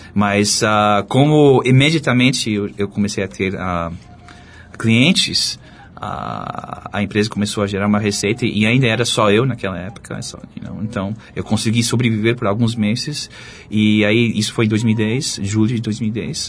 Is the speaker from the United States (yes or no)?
yes; United States; Portuguese is a second language; moved away as an adult; also born or lived in France / Charlottesville, Virginia; now in Brazil; eu cresci nos Estados Unidos